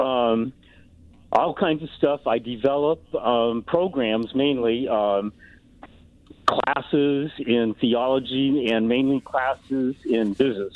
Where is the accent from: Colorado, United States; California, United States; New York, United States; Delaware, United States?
Colorado, United States; now in Iowa, United States; I'm from Colorado and I have relatives in Colorado